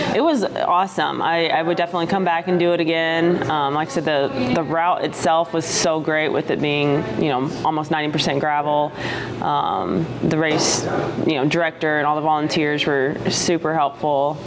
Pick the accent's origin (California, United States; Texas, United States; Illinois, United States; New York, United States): Texas, United States; I'm actually from Texas, which where I'm from is quite flat as well